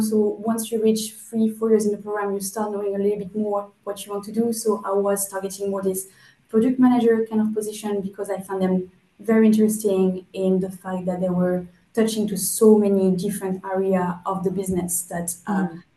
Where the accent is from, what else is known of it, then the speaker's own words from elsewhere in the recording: France; moved away as an adult; also born or lived in Germany; now in United Kingdom; I come from France and I study there a uh, master in um, material sciences.